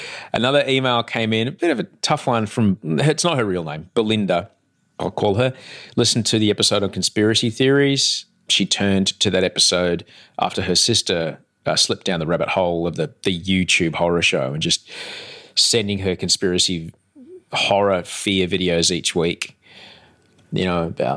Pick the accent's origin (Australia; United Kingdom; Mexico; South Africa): Australia; Sydney, New South Wales; I'm from Sydney, Australia, but right now I'm in Melbourne, Australia